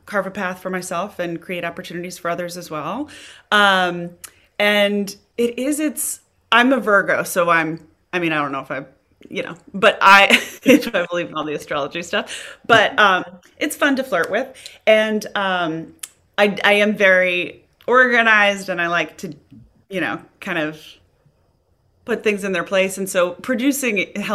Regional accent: Kansas City, United States; also born or lived in New York; now in Los Angeles, United States; I'm from Kansas

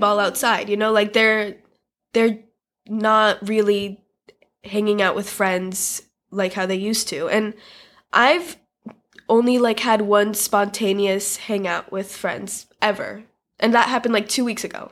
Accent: United States; born and raised in America like I am.

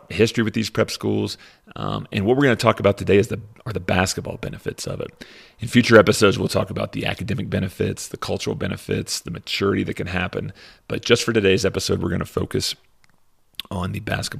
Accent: Lexington, Kentucky, United States; I grew up in Lexington, Kentucky

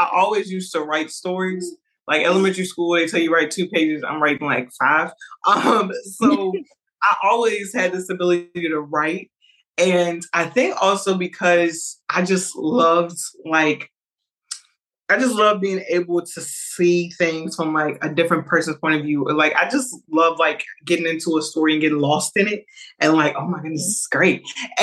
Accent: Lynchburg, Virginia, United States; am from Lynchburg, Virginia. Nobody knows where that is

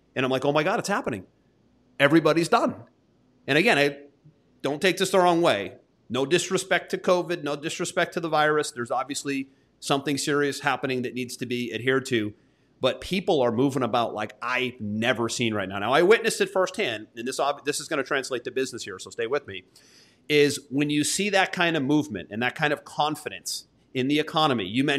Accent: United States; also born or lived in Florida; I'm an American.

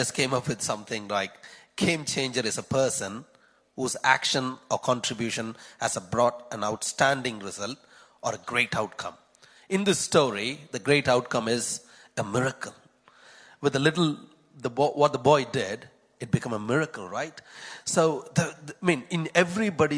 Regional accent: Chennai, Tamil Nadu, India; moved away; I'm also from Chennai in India.

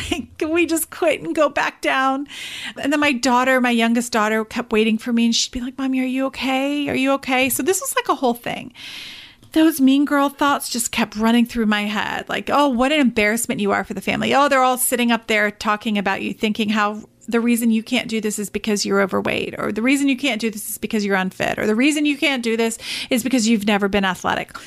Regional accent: England, United Kingdom; moved away; I am actually originally from England

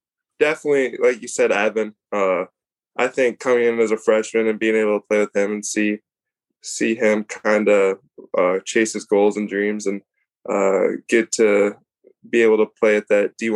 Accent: Glen Ellyn, Illinois, United States; No, it was awesome. Obviously, Glen Ellen usually is it's

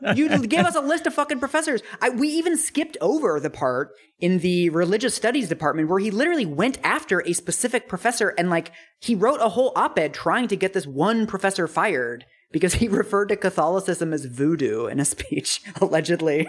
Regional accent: West Coast, United States; I'm from the West Coast

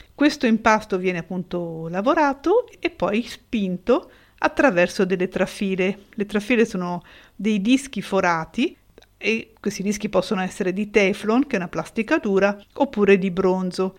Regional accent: Italy

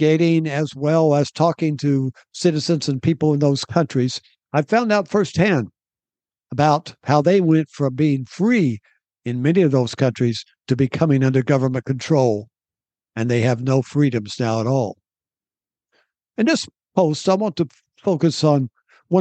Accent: United States; our country of America

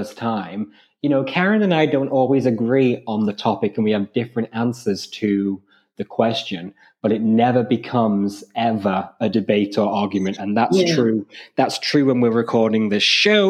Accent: Ireland; I grew up in Ireland in the late 90s and early 2000s.

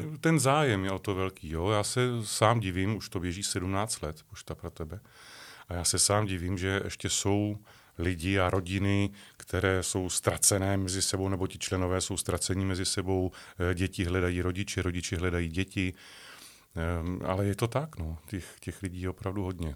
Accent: České Budějovice, South Bohemian Region, Czechia; now in near Prague, Czech Republic; České Budějovice, Budějíčky, tak ty pro mě budou celoživotně na prvním místě, protože jsem se tam narodil, je to moje rodné město, mám tam spoustu kamarádů, stále ještě rodinu

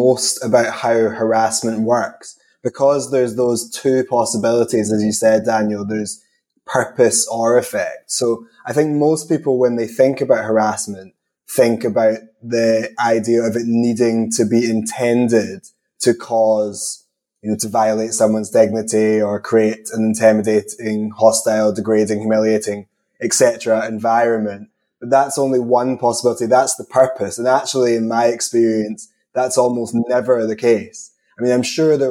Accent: Scotland, United Kingdom; accent: combination of Scottish and English; also born or lived in England; given my accent, I'm never confident that I'm pronouncing anything correctly, but I definitely say harassment, but that could just be a combination of Scottish and English

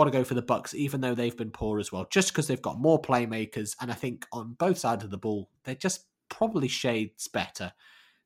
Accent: England, United Kingdom; as two English guys

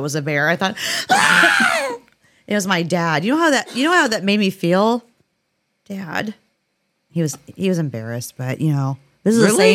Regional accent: Inglis, Florida, United States; Inglis, where I'm my hometown.

